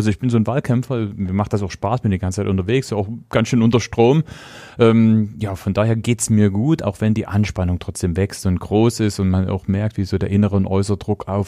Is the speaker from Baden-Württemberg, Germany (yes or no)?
no; Meißen, Saxony, Germany; also born or lived in Plauen; bin jetzt war ein halbes Jahr alt, da sind wir nach Meißen gezogen.